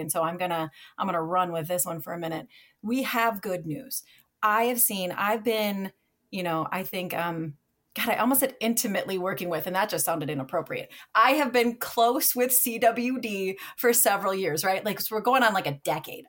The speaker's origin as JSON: {"language": "English", "region": "Minnesota", "country": "United States", "tie": "born or raised there", "also_born_or_lived": "Michigan", "moved": "as an adult", "said": "it was my home state"}